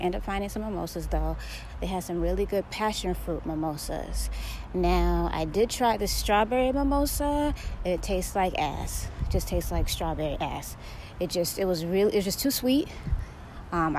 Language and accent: English; Florida, United States; I'm from Florida. I'm from a very tropical area.